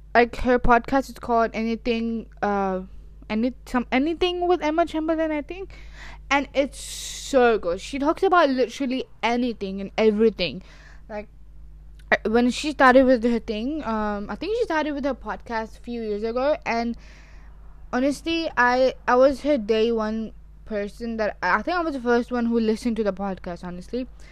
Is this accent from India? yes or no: no; Pakistan; I am Pakistani